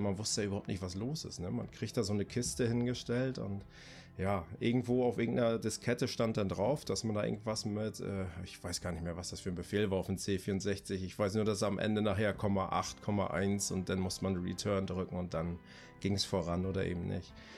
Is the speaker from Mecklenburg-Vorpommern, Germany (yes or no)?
yes; Greifswald, Mecklenburg-Vorpommern, Germany; also born or lived in Bremen; now in Delmenhorst, Germany; Ich komme ursprünglich aus Greifswald, ist eine kleine Stadt an der Ostsee. Ähm, wohne jetzt aber seit 99 in Bremen beziehungsweise in der Nähe von Bremen jetzt im kleinen beschaulichen Delmenhorst